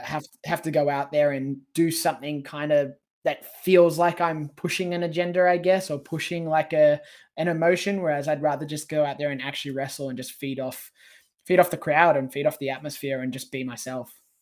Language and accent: English; Sydney, New South Wales, Australia; come back to Sydney and wrestle me in front of my hometown